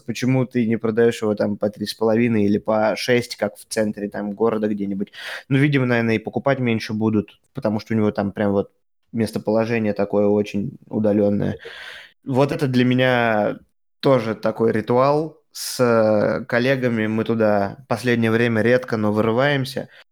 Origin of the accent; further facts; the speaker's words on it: Russia; now in Germany; я из России